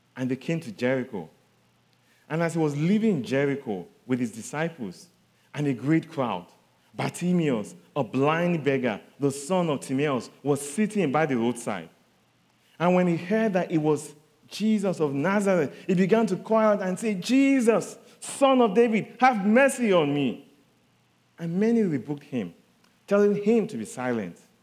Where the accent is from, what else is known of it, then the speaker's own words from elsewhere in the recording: southern Nigeria, Nigeria; I come from Nigeria. I'm from the southern part of Nigeria